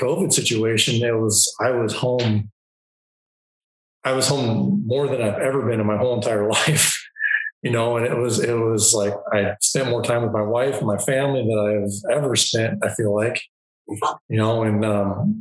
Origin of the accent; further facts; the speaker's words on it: Longview, Washington, United States; I was raised in Southwest Washington, just north of Portland, Oregon, a little town called Longview